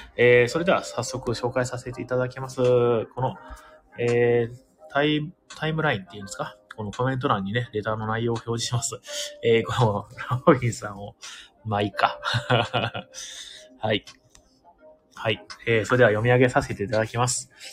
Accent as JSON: {"language": "Japanese", "town": "Imabari", "region": "Ehime", "country": "Japan", "tie": "born or raised there", "moved": "yes", "lives_now": "Tokyo, Japan", "said": "出身今治ってとこ"}